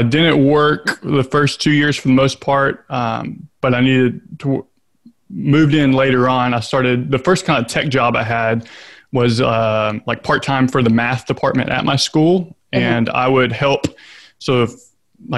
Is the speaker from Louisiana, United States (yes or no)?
yes; Shreveport, Louisiana, United States; now in Lafayette, United States; I grew up in North Louisiana in Shreveport